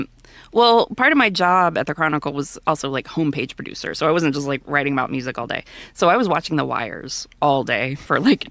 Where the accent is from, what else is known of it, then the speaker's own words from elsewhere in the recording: Deer Park, Texas, United States; I'm from Deer Park.